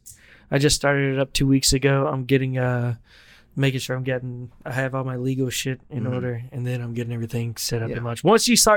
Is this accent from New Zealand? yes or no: no; the South, United States; I grew up cooking in the South.